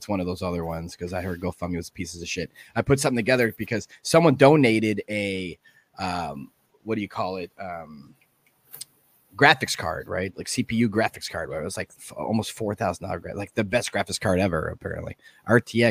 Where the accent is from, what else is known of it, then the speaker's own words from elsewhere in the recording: Chicago, Illinois, United States; I was born and raised in Chicago